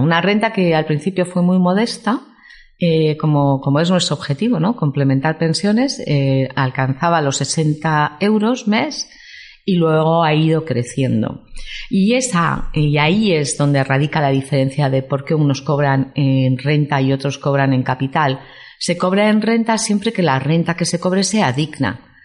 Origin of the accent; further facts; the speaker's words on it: Vitoria-Gasteiz, Basque Country, Spain; moved away as an adult; also born or lived in Madrid; now in San Sebastián, Spain; soy de Vitoria